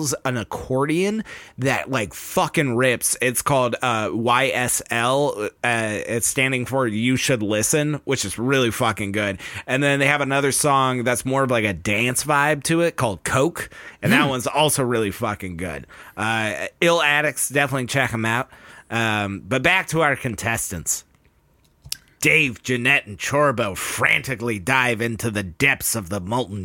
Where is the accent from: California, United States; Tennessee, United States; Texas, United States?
Texas, United States; I'm from Texas.